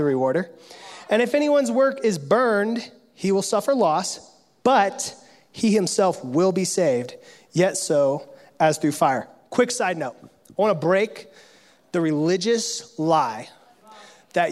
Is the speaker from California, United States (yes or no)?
yes; California, United States; I come from California, the gold rush state